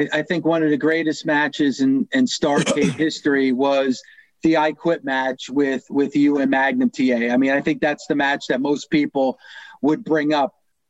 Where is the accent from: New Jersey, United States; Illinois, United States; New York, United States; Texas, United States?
New Jersey, United States; I live in New Jersey. So I grew up and lived in New Jersey